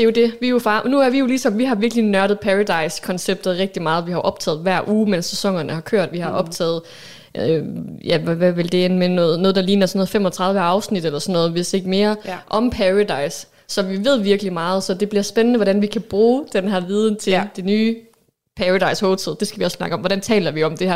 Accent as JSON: {"language": "Danish", "town": "Aalborg", "region": "North Denmark Region", "country": "Denmark", "tie": "born or raised there", "said": "født og opvokset her i Aalborg, hvor vi også sidder og optager"}